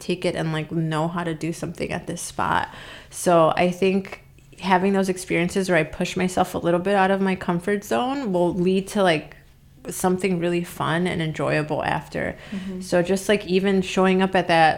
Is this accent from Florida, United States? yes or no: no; Chicago, Illinois, United States; also born or lived in Berwyn / Bucktown, Chicago / South Side, Chicago; now in Chicago, United States; I grew up in Albany Park, and then I didn't start skating until we moved to Berwyn